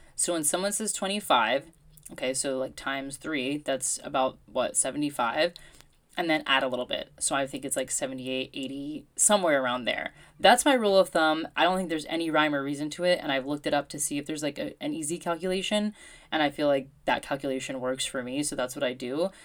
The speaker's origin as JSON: {"language": "English", "country": "United States", "moved": "yes", "said": "as an American."}